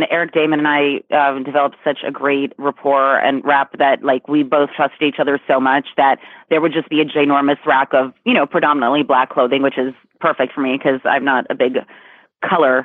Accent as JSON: {"language": "English", "region": "New York", "country": "United States", "moved": "yes", "said": "I get to be in New York. I'm from New York"}